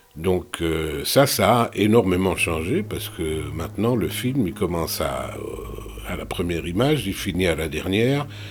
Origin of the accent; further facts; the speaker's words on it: Belgium; moved away as an adult; also born or lived in London / Paris; now in France; je ne suis pas retourné en Belgique de manière permanente euh, depuis